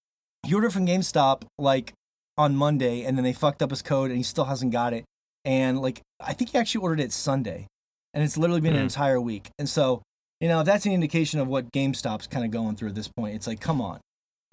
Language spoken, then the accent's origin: English; Montana, United States; from Montana, and we got some cool topics on the docket today.